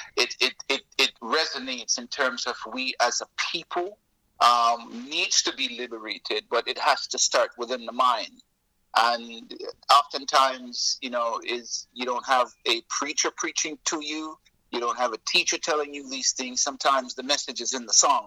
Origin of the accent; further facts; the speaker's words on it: Jamaica; also born or lived in Toronto, Canada; now in Florida, United States; I'm Jamaican. Um, I am I'm I'm full-blooded Jamaican. Um, but I left I left the island um, in the early '70s and um, moved to Toronto, Canada